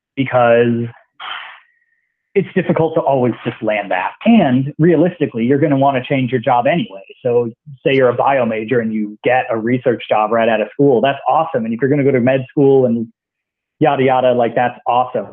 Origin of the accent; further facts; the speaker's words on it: Iowa, United States; moved away as an adult; also born or lived in Galesburg, Illinois / Boston, Massachusetts; I'm from Iowa originally